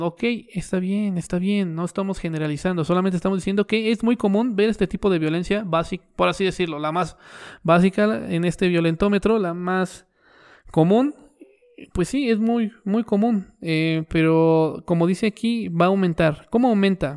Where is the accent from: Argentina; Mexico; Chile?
Mexico; yo soy un mexicano promedio